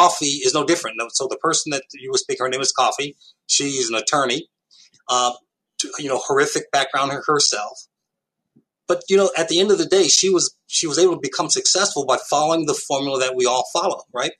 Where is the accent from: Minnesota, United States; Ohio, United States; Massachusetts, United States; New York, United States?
New York, United States; New York City; moved away; I came from Harlem, New York in the late 1960s